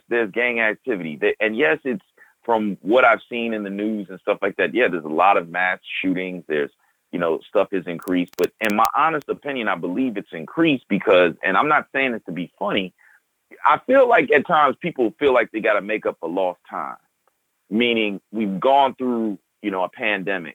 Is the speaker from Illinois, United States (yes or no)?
yes; Chicago, Illinois, United States; from growing up as a kid and a young adult to where I'm at now, I can safely say, 'cause I come from the South Side of Chicago